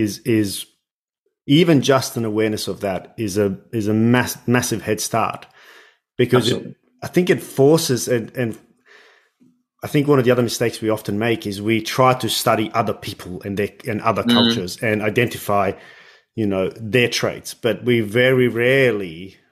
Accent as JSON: {"language": "English", "country": "Australia", "first_language": "English", "said": "as native English speakers, certainly in Australia"}